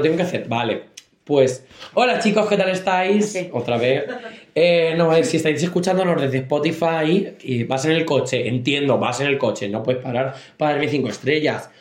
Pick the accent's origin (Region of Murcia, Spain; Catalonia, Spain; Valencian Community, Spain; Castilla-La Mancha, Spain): Castilla-La Mancha, Spain; nosotros somos de Castilla-La Mancha